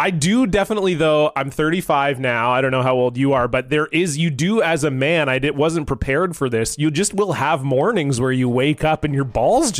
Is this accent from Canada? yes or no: yes; Canada; as you do as a Canadian lad. I was probably 10